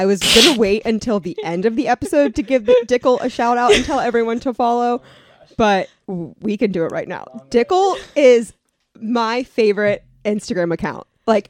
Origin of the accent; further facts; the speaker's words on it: Atlantic City, New Jersey, United States; born there; I was born in Atlantic City.